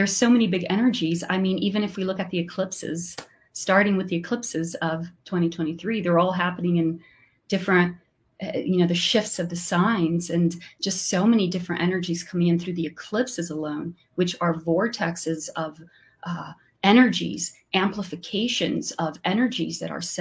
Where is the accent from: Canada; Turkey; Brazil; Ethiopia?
Brazil; English is a second language; I'm from Brazil, so sometimes my English is not perfect